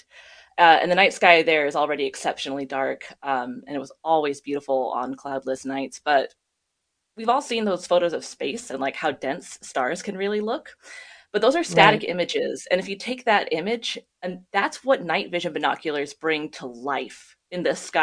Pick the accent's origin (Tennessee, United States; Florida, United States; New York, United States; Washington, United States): Washington, United States; near Mount Rainier; I grew up near Mount Rainier